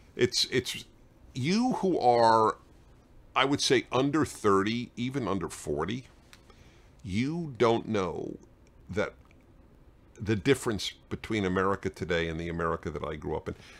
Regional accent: New York City, New York, United States; I grew up in Brooklyn, New York

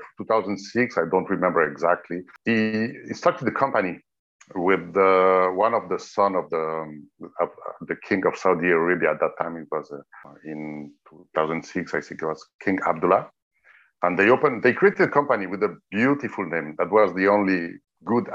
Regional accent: Geneva, Switzerland; moved away as an adult; also born or lived in Thailand; I was born in Geneva in the 60s, in 1966 to be precise

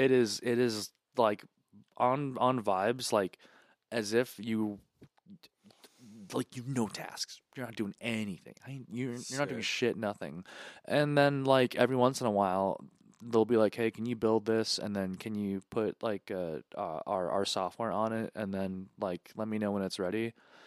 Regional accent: United States; I'm from America

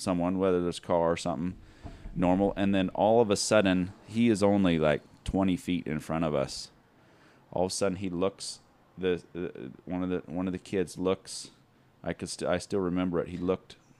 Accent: Mesa, Arizona, United States; I'm from here, right here, Mesa, Arizona. Born and raised

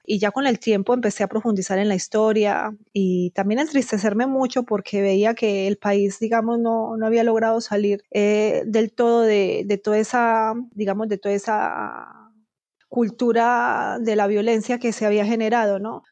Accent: Colombia

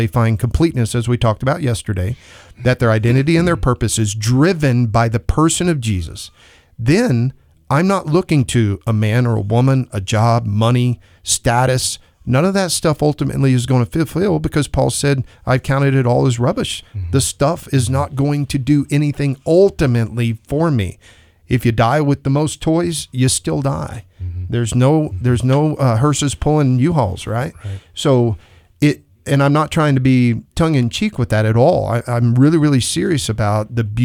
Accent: Texas, United States; now in Idaho Falls, United States; I'm from Texas

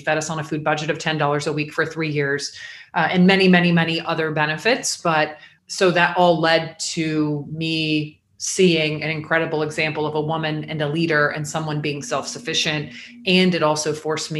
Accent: Jacksonville, Florida, United States; moved away as an adult; also born or lived in Atlanta, Georgia; I grew up in Jacksonville, was born there, stayed there until I was 20

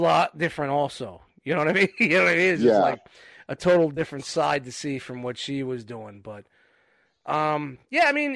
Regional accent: New York City, New York, United States; I grew up in Canarsie

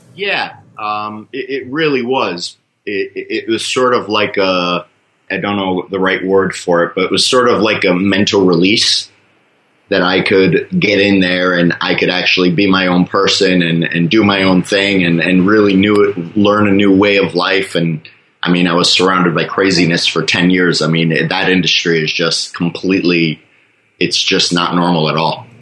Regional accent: Fort Lauderdale, Florida, United States; moved away as an adult; also born or lived in Michigan; now in Thailand; I, I, was born in Michigan, but I was raised in Fort Lauderdale

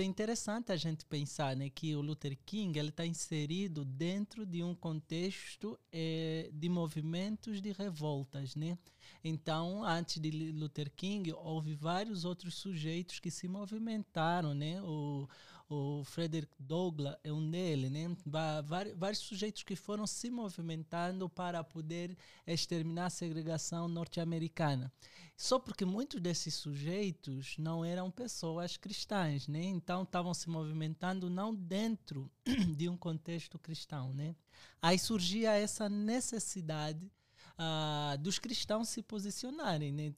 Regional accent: Angola; moved away as an adult; now in Brazil; eu sou angolano, estou uh, ah, aqui no Brasil já desde 2014

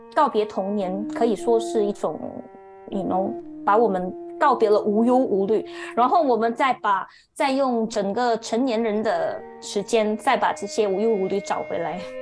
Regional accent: Kuala Lumpur, Federal Territory of Kuala Lumpur, Malaysia; 我是，呃，土生土长在吉隆坡 的一个小孩，那目前，呃，也是在吉隆坡居住着

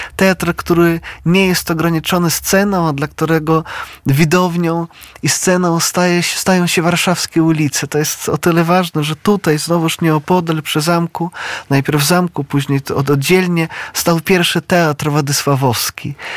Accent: Brest, Brest Region, Belarus; now in Poland; ja pochodzę z Brześcia, z dawnego Brześcia litewskiego, no obecnie to jest Białoruś

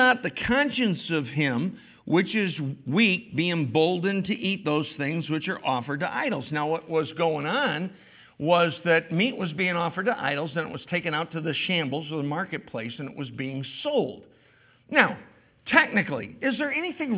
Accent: New York, United States; as particularly as New Yorkers

